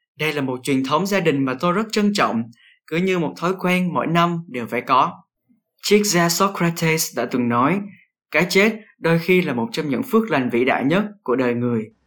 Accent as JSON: {"language": "Vietnamese", "country": "Vietnam"}